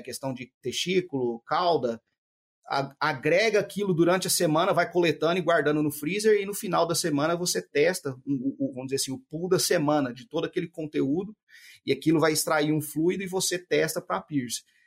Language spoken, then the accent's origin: Portuguese; Ituverava, São Paulo, Brazil; moved away as an adult; also born or lived in Uberlândia, Brazil / Mato Grosso, Brazil / Brasília, Brazil; now in United States; eu sou de natural de Ituverava, São Paulo